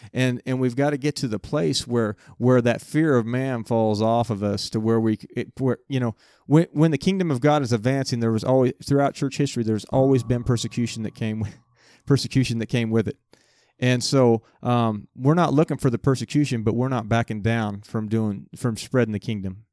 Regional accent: United States; also born or lived in Winfield, Kansas

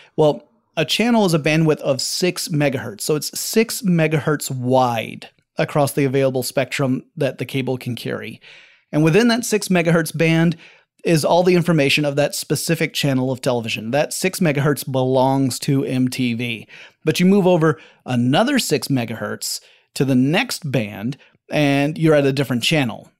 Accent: Atlanta, Georgia, United States; Atlanta, Georgia, my hometown.

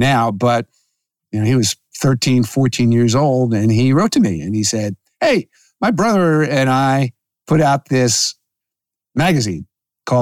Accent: Philadelphia, Pennsylvania, United States; growing up in Philadelphia.

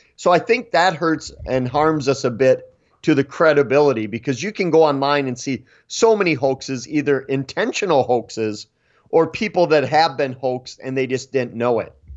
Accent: Eau Claire, Wisconsin, United States; I was born and raised in Eau Claire.

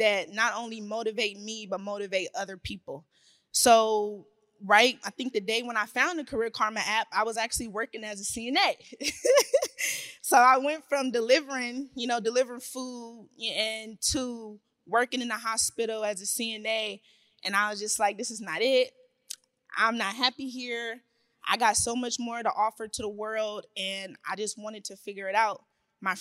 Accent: Oakland, California, United States; from East Oakland, California

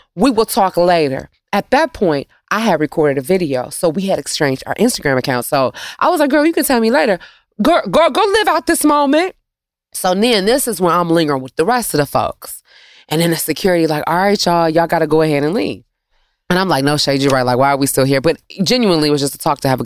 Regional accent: Detroit, Michigan, United States; I'm from Detroit

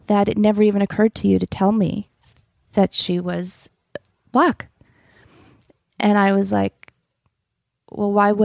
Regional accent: East Greenwich, Rhode Island, United States; I grew up in East Greenwich, Rhode Island

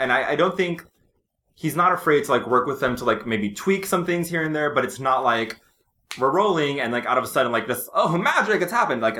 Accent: Texas, United States; And I'm from Texas, just in case you don't know.

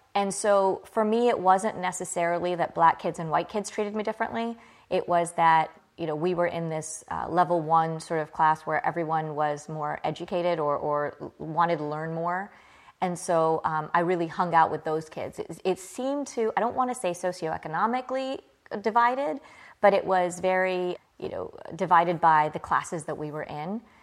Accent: Clarksville, Virginia, United States; also born or lived in Birmingham, England; I grew up, I was born in England. I grew up in a small town in Virginia called Clarksville.

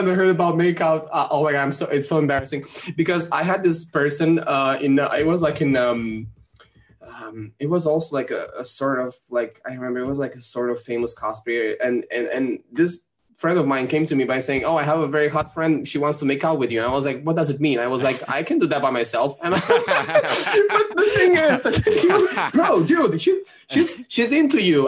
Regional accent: Rome, Lazio, Italy; English is a second language; Rome because it's my hometown city

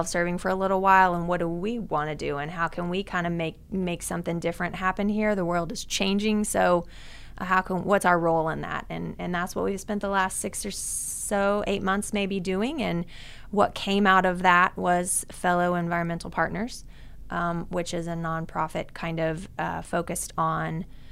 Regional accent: Tulsa, Oklahoma, United States; I'm from Tulsa. Yeah, born and raised in Tulsa, actually just north of town

